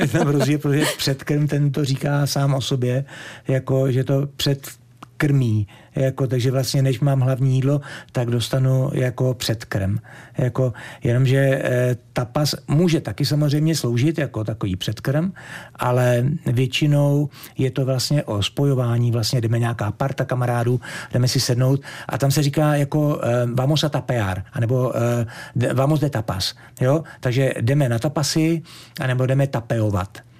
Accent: Czechia; also born or lived in Gran Canaria, Spain / Tenerife, Spain; now in Fuerteventura, Spain; byl jsem první vlastně z České republiky za 62 let

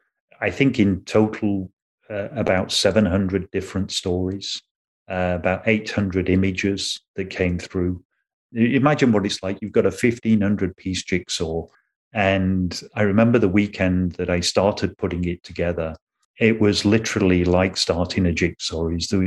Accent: Canada; because obviously being Canadian, a lot of … stuff came in.

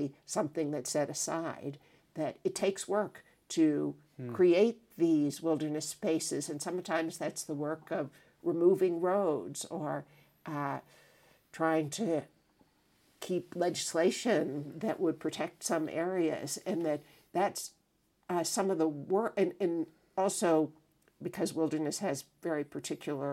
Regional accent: United States; as an American

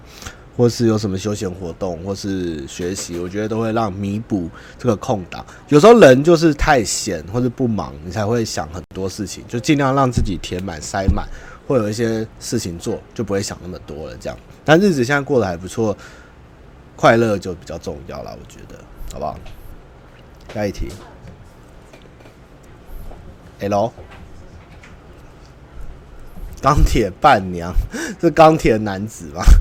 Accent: Taiwan; 都是我们台湾人的历史共业

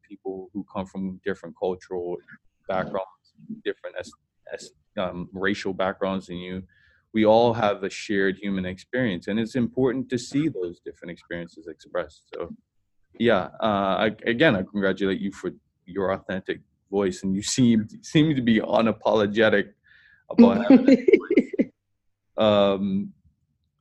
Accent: Bermuda; I was from Bermuda

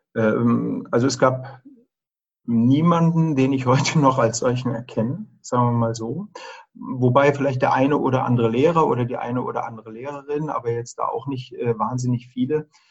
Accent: Germany; Also ich bin ja in der DDR groß geworden

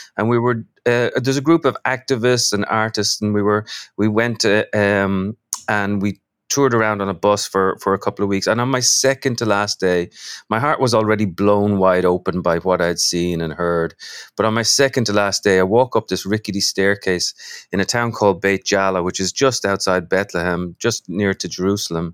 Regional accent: Dublin, Leinster, Ireland; now in New York, United States; I'm from Dublin. I live in New York.

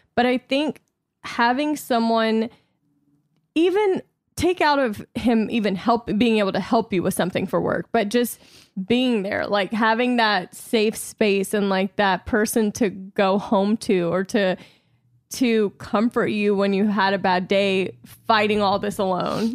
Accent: Louisiana, United States; I'm from Louisiana

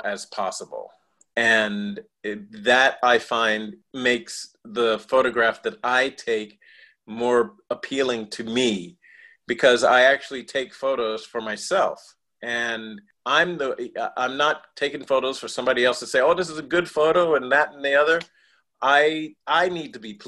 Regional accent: New York City, New York, United States; I grew up on Staten Island in New York City.

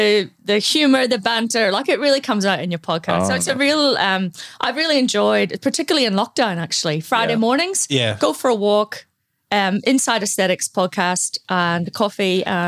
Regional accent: Ireland; I did train in Queens in Belfast. I'm from Ireland. I'm one of two children.

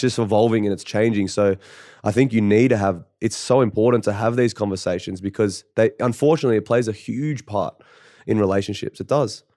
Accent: Canberra, Australian Capital Territory, Australia; I come from Canberra

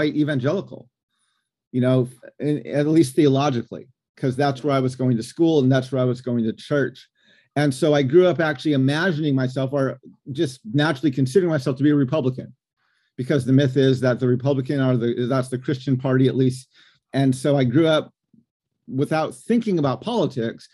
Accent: Gallup, New Mexico, United States; moved away as an adult; also born or lived in Navajo Nation / Los Angeles; now in Washington, D.C., United States; I grew up in Gallup, New Mexico, and it was a small border town to the reservation

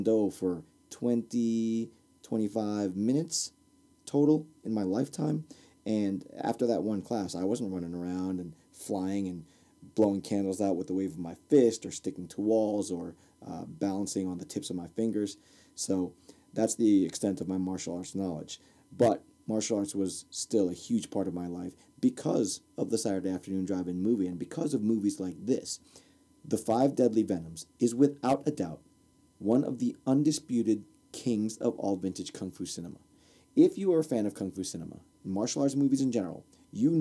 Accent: Newark, New Jersey, United States; So I grew up in Newark, New Jersey.

